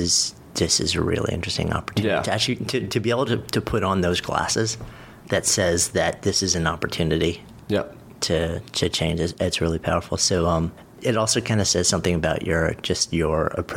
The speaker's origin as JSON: {"language": "English", "town": "Port Washington", "region": "New York", "country": "United States", "tie": "born or raised there", "said": "I was Port Washington kid."}